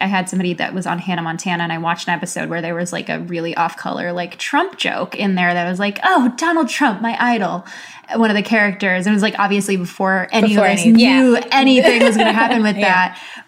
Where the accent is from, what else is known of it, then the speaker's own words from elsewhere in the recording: Philippines; they don't see me as Filipino enough